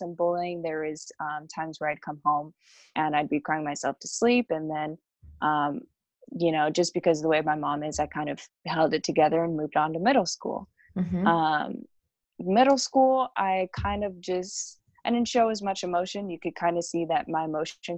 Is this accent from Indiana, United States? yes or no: yes; Plymouth, Indiana, United States; also born or lived in Kansas; now in Southern California, United States; I was born in Plymouth, Indiana.